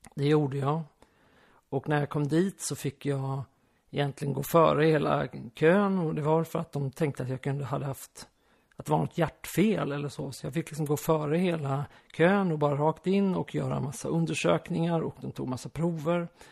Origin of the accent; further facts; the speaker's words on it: Skåne, Sweden; also born or lived in Västergötland / Aspudden, Stockholm; now in Stockholm, Sweden; Jag är uppvuxen i halva min uppväxt i Skåne och halva i Västergötland